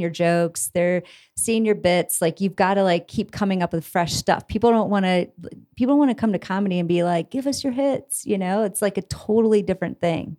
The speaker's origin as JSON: {"language": "English", "region": "Iowa", "country": "United States", "moved": "as an adult", "lives_now": "Denver, United States", "said": "I am from Iowa originally"}